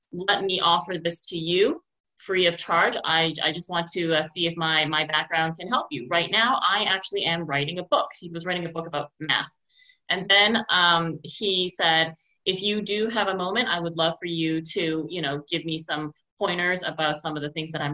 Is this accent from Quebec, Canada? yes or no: yes; Montreal, Quebec, Canada; when I was teaching a university course this summer at Concordia in my hometown here